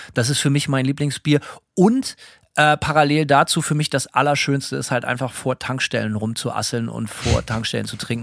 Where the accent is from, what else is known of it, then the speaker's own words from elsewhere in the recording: Bremen, Germany; now in Gainesville, United States; Ich bin Bremer.